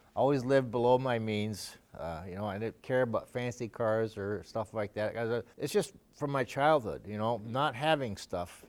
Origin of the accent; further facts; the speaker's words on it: Canada; moved away as an adult; also born or lived in Sweden; now in Watertown, United States; I got Canadian citizenship. I grew up there, went to school there